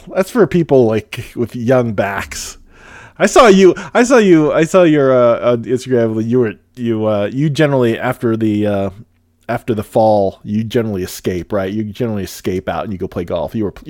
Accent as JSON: {"language": "English", "region": "Pacific Northwest", "country": "United States", "said": "I'm from the Pacific Northwest."}